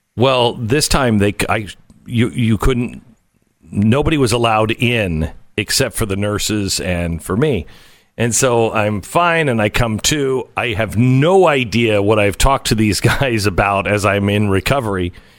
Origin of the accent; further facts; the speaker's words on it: Pacific Northwest, United States; I grew up in the Pacific Northwest.